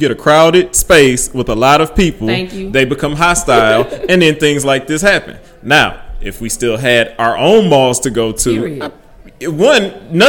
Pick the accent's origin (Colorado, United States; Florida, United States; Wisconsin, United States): Wisconsin, United States; Milwaukee; Oh, I grew up in Milwaukee. I stayed off of, what was it, 27th and whatever.